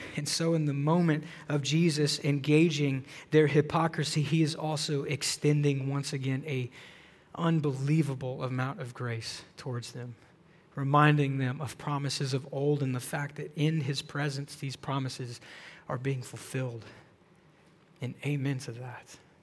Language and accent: English; the South, United States; moved away; I grew up in the South